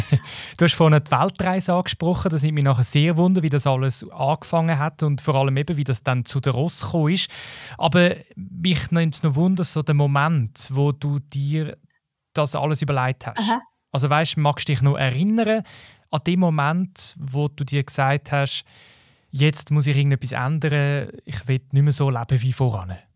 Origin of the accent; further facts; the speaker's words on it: Switzerland; bei uns in der Schweiz.